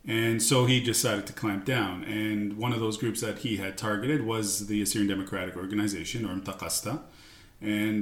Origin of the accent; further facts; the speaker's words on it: Toronto, Ontario, Canada; also born or lived in Hasakah, Syria / Greece; we came to Canada